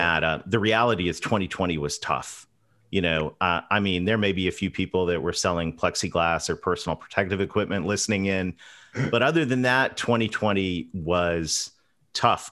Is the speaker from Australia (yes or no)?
no; London, Ontario, Canada; I grew up between a, a dairy farm and a pig farm, uh, just about ten miles outside of London, Ontario